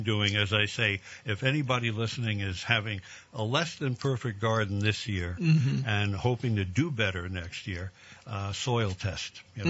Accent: New York, United States; Of course, I grew up in New York where we had 3 of them.

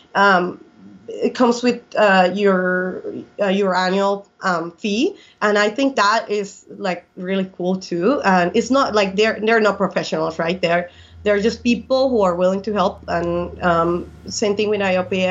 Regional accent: Colombia; English is a second language; moved away as an adult; also born or lived in Seattle, Washington / Valle, Arizona; now in United States; I was born and raised in Colombia until the age of 23

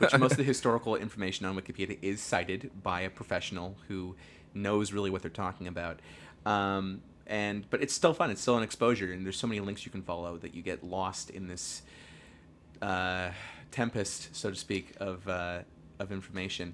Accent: Northern California, United States; we are from Northern California

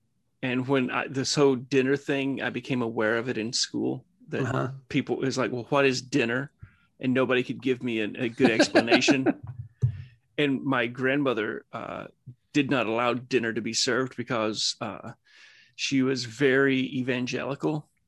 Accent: Alabama, United States; And I'm from Alabama, so we have supper in Alabama.

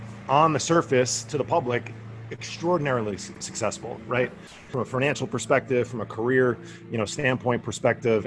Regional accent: Bergenfield, New Jersey, United States; now in California, United States; I grew up in Bergenfield, New Jersey

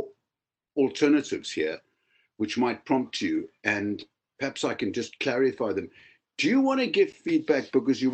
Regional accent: Cape Town, Western Cape, South Africa; moved away as an adult; now in Wales, United Kingdom; I grew up in Cape Town for my first 25 years, became a clinical psychologist, and have lived in Wales for many decades now

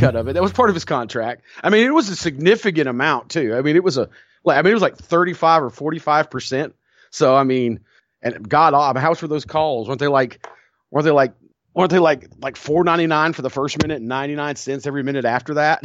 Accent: the Carolinas, United States; growing up in the Carolinas in the eighties.

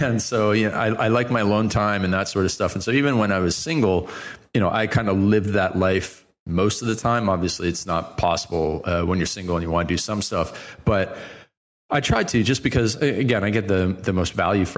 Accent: Canada; I'm Canadian.

